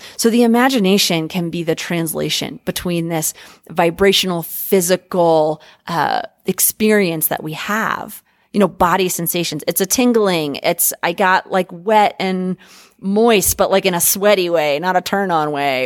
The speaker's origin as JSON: {"language": "English", "country": "United States", "said": "as American fuckers"}